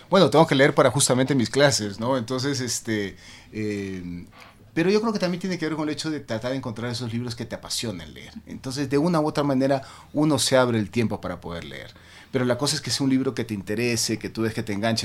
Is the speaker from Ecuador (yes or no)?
yes; Guayaquil, Guayas, Ecuador; now in Quito, Ecuador; Yo nací en Guayaquil, pero mi padre este, era cuencano y mi madre italiana. Entonces, y yo vivo feliz en Quito